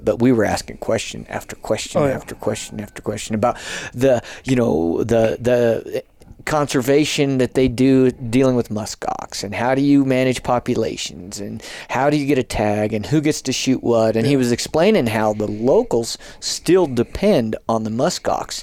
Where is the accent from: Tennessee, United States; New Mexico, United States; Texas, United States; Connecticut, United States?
New Mexico, United States; southern; I grew up, in southern New Mexico